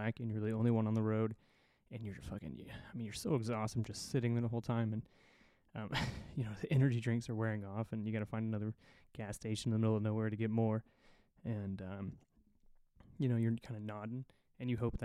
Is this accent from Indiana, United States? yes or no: yes; Indiana, United States; moved away as an adult; I'm from Indiana originally, as most of you know, and I don't really get home a lot these days.